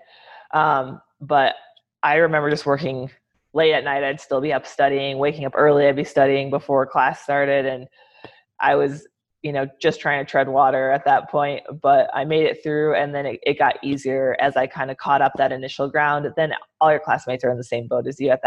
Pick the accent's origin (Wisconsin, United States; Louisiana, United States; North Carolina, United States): Wisconsin, United States; Medford; moved away as an adult; now in Southwest United States; Growing up in Medford, it's a small town